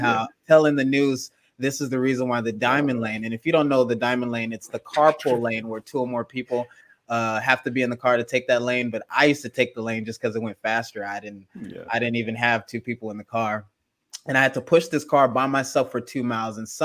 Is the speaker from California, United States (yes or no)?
yes; Gardena, California, United States; also born or lived in Los Angeles, California; I'm actually from Gardena, California, which is 2 minutes away from Compton, California, which is more famous